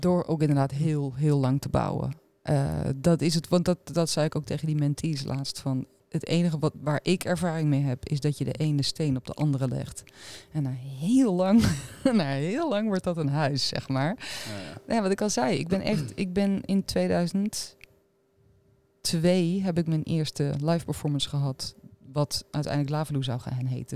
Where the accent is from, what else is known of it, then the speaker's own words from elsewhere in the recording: Arnhem, Gelderland, Netherlands; Ik kom uit Arnhem, dus dat is eh, eh, ja, mijn stad ook waar ik woon